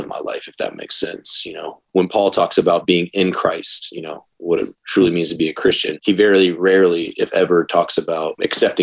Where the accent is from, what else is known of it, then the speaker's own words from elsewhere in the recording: Atlanta, Georgia, United States; now in Charlotte, United States; Born and raised in the South from Atlanta, Georgia